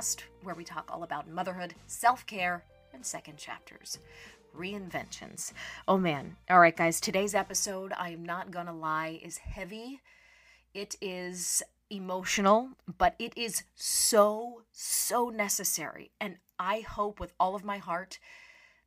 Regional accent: Pittsburgh, Pennsylvania, United States; we are both from Pittsburgh

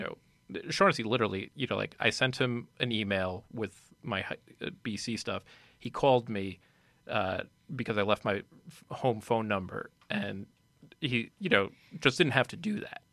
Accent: Nanuet, New York, United States; also born or lived in Boston; now in New York City, United States; I'm from Nanuet, New York, uh, up by the Tapestry Bridge there

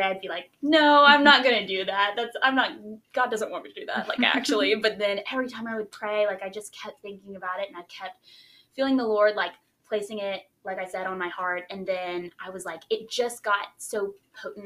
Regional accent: Baton Rouge, Louisiana, United States; I'm from Baton Rouge

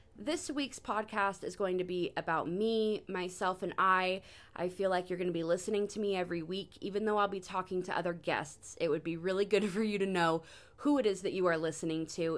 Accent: Sacramento, California, United States; I was born in Sacramento, California in ninety-four

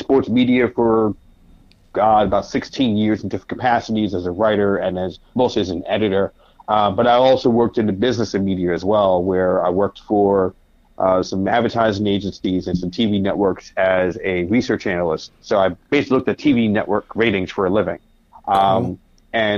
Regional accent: New York City, New York, United States; also born or lived in Bronx; I'm from Harlem by way of the Bronx

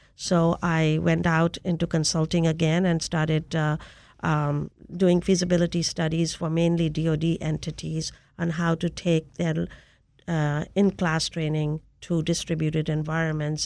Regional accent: India; moved away as an adult; now in United States; I came to the United States in search of technology to take back to my home country of India.

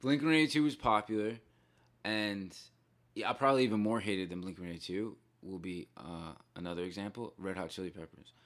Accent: Bayonne, New Jersey, United States; So I grew up in a town called Bayonne

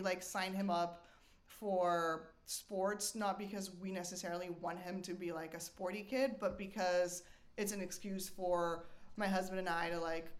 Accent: Argentina; I'm from Argentina, and we moved around a lot because of my dad's job. I lived in, like, 3 or 4 different countries

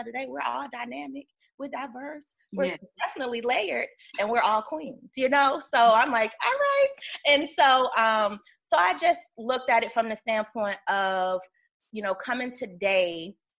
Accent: Virginia, United States; I'm originally from Virginia

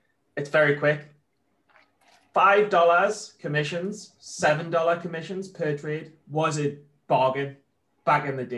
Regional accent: United Kingdom; I'll take being British

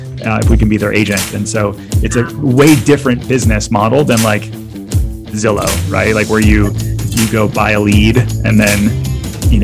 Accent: Detroit, Michigan, United States; now in Orlando, United States; I grew up in Detroit, Michigan

